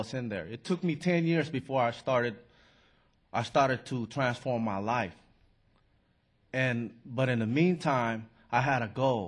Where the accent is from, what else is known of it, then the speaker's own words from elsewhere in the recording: San Francisco, California, United States; I grew up in San Francisco